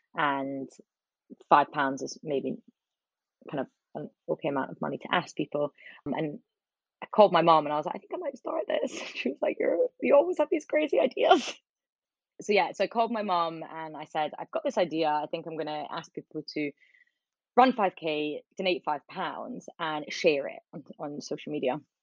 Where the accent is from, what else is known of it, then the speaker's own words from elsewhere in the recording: Edinburgh, Scotland, United Kingdom; moved away as an adult; also born or lived in Leeds / London; I grew up in Edinburgh